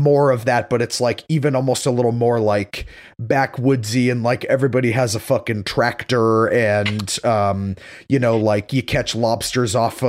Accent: Massachusetts, United States; I grew up in Massachusetts.

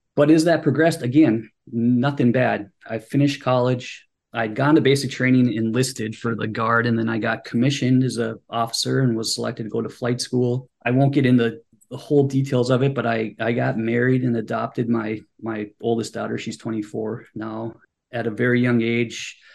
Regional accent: Superior, Wisconsin, United States; moved away as an adult; now in Washington, DC, United States; I'm originally from Superior, Wisconsin. It's a small town up in northern Wisconsin

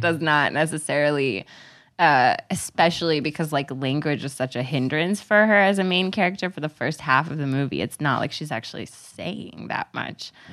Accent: Texas, United States; I'm from Texas

